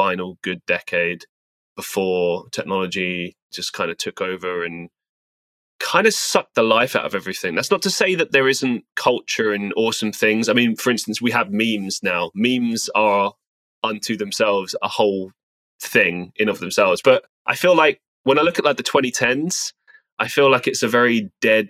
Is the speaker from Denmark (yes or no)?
no; London, United Kingdom; also born or lived in Estonia; now in Manchester, United Kingdom; Growing up in England, growing up in London, I suppose I had a pretty, you know, working class background.